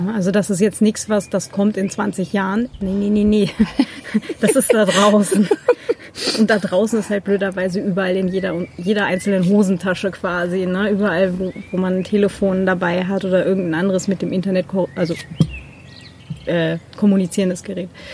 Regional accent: Germany; now in Vienna, Austria; da, wo ich herkomme. So ein 800 einwohner kaff im norddeutschen Vorharz.

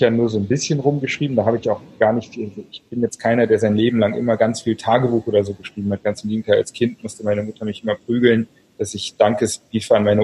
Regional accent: Berlin, Germany; ich bin Berliner, lebe auch in Berlin meist, die meiste Zeit des Jahres

